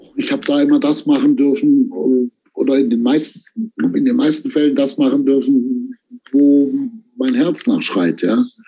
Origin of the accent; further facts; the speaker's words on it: Stuttgart, Baden-Württemberg, Germany; in Stuttgart, wo ich herkomme